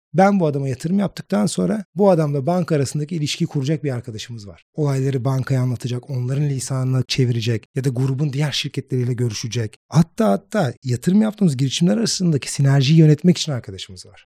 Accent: İzmir, Turkey; moved away as an adult; now in Istanbul, Turkey; İzmirliyim. İş hayatına İzmir'de atıldım. Ondan sonra İstanbul'a gelip

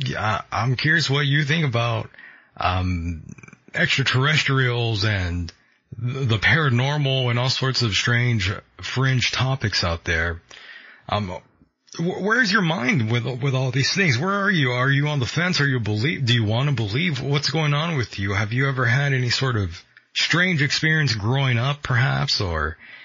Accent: United States; being an American

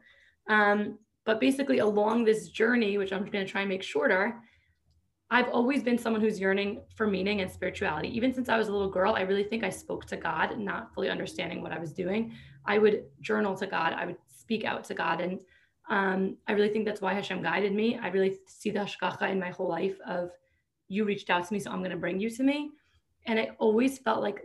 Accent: New York, United States; I grew up in New York

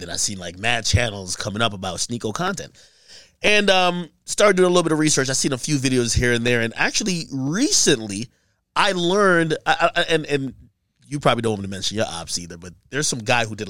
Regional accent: Jamaica; Yeah, I'm Jamaican.

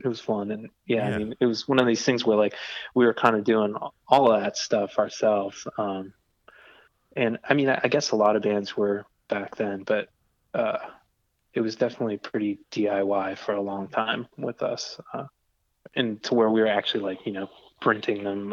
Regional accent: New Jersey, United States; I grew up on the East Coast in New Jersey. Um, and a small town that was kind of between New York and Philadelphia

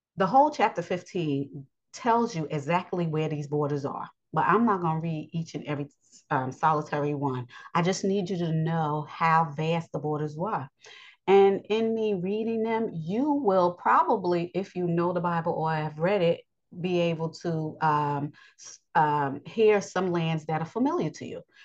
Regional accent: United States; I was born in the United States

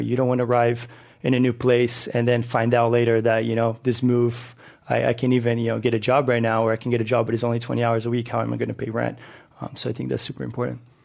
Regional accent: São Paulo, Brazil; moved away as an adult; now in Oakland, United States; I'm originally from Sao Paulo, Brazil, so I've been here in California for seven years

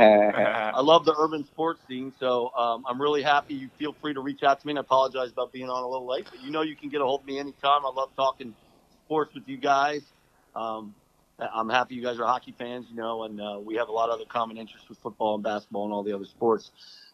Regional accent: Laurel, Maryland, United States; I grew up in Laurel in the DMV, right between the two cities.

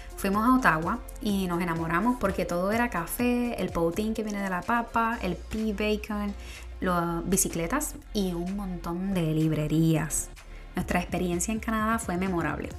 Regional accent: Puerto Rico; moved away as an adult; also born or lived in New York / Florida; Como buena puertorriqueña

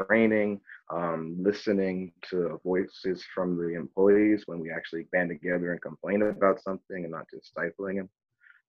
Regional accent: Milford, Massachusetts, United States; I grew up in Milford as a teenager

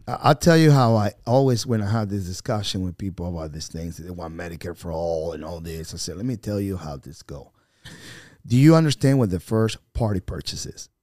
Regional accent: Venezuela; English is a second language; moved away as an adult; now in North Carolina, United States; I am an American citizen by choice, a Venezuelan by birth

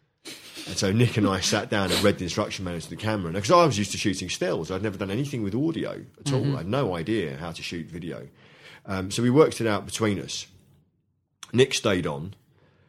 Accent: London, United Kingdom; when I was brought up in London in the 70s

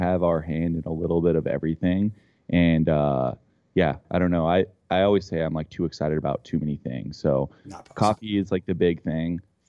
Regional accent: Johnstown, Colorado, United States; the skate park I grew up riding is in Johnstown, Colorado

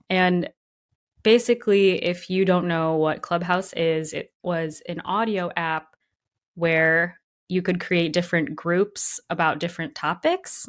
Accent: Grand Rapids, Michigan, United States; now in Brooklyn, United States; not a lot of diversity in Grand Rapids, Michigan.

